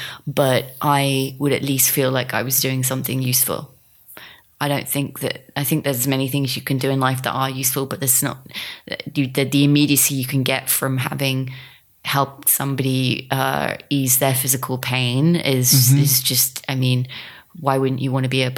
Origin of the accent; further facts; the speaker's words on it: England, United Kingdom; And, you know, he's from Canada, I'm from England. We just don't, it's just not something we're party to because it's not what we've grown up with.